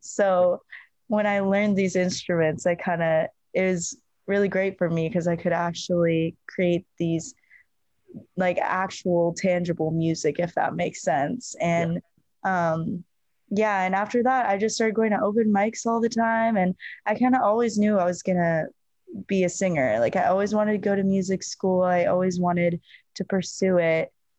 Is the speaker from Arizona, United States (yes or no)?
yes; Arizona, United States; born there; So I was born in Arizona and we have like old photos of me.